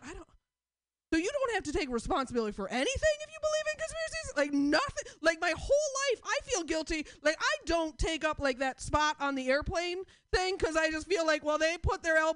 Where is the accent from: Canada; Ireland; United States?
United States; Portland; I'm from Portland